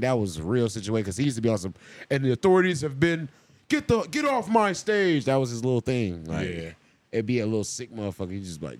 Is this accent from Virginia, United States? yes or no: no; North Carolina, United States; I'm from North Carolina.